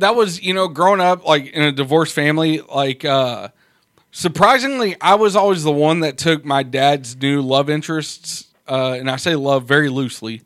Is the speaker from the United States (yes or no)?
yes; United States; I'm an American